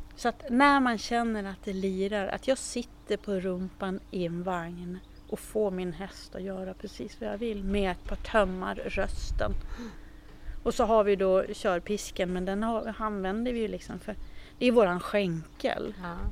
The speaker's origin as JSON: {"language": "Swedish", "region": "Jämtland", "country": "Sweden", "moved": "yes", "lives_now": "Stockholm area, Sweden", "said": "jag är ju ursprungligen från Jämtland, alltså mina föräldrar är ju jämtar"}